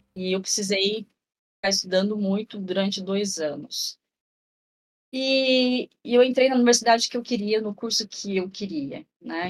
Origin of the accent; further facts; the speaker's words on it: Ourinhos, São Paulo, Brazil; now in Marília, Brazil; eu nasci em Ourinhos, eu moro em Marília, interior de São Paulo hoje